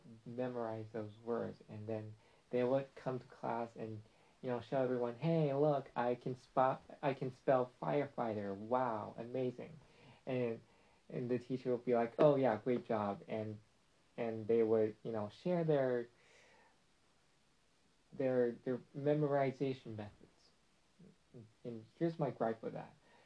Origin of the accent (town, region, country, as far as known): China; born or raised there; English is a second language